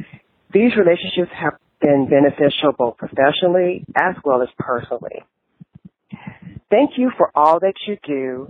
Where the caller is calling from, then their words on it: Houston, Texas, United States; from Houston, Texas, and I've been listening to your podcast for about 6 months now